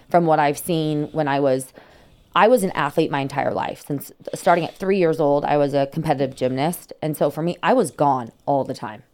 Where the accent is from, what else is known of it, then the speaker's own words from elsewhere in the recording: San Diego, California, United States; also born or lived in South Carolina; born and raised in San Diego. Actually grew up in North County, um, close to Poway